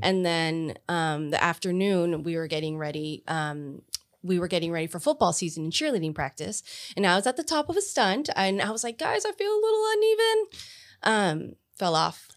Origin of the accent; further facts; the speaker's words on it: Pharr, Texas, United States; I grew up in Far, um, our school district was so small that we connected to San Juan and Alamo